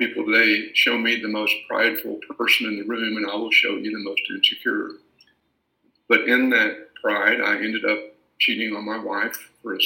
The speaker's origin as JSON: {"language": "English", "town": "Paris", "region": "Texas", "country": "United States", "tie": "born or raised there", "said": "I was born and raised in Paris, Texas"}